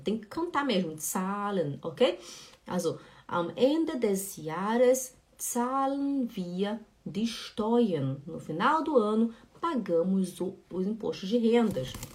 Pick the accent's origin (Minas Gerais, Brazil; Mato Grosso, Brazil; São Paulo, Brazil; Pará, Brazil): Pará, Brazil; Belém; now in Switzerland; eu sou de Belém do Pará e a gente fala muito esse